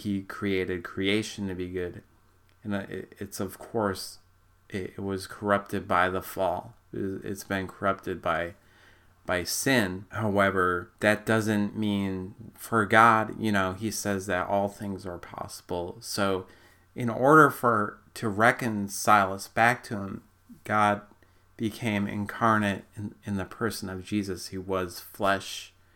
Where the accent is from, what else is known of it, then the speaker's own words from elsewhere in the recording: Minnesota, United States; I'm not from Canada, I'm from Minnesota